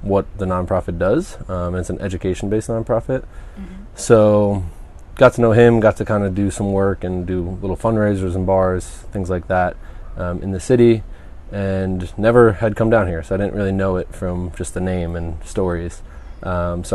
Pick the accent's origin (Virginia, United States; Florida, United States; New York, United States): New York, United States; Rockland County; moved away as an adult; also born or lived in Oswego, New York / Brooklyn, New York; now in Montanita, Ecuador; I am a 28-year-old male from Rockland County, New York. It's a town about 25 minutes or so north of Manhattan. So I grew up there.